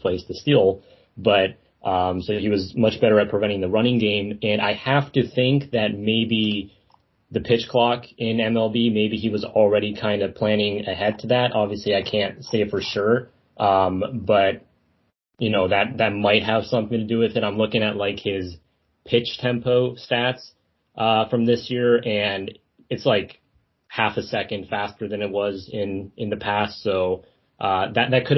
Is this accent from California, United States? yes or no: no; Las Vegas, Nevada, United States; I'm from Las Vegas personally, but my family on the American side is from San Francisco Bay Area